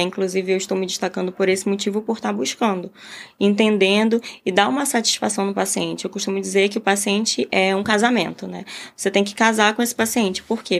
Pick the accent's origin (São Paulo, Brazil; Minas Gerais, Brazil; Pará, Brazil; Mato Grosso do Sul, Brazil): Pará, Brazil; Belém; moved away as an adult; now in Rio de Janeiro, Brazil; mas eu saí de Belém, sou de Belém, Pará. Então eu saí de Belém, vim para o Rio